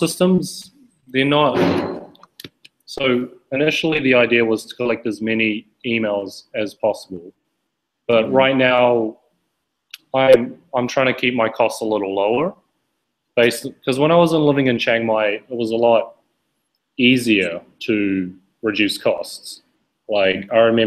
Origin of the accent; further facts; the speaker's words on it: New Zealand; moved away; I'm originally from New Zealand, and I run my own business online